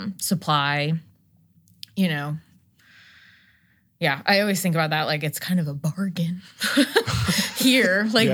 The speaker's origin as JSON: {"language": "English", "region": "New Jersey", "country": "United States", "said": "I used to just say I was from New Jersey because I didn't feel like, when like I was in upstate New York, I'd be like, oh, I'm just from New Jersey, the whole state."}